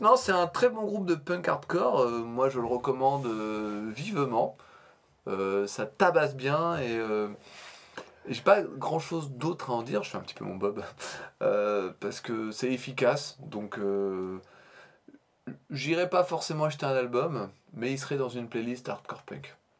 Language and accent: French; Normandy, France; à notre accent déplorable, nous pauvres normands.